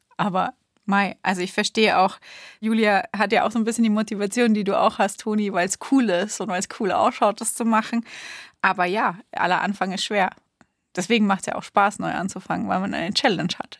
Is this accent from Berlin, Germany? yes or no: no; Bamberg, Bavaria, Germany; moved away; ich bin ja in Bamberg aufgewachsen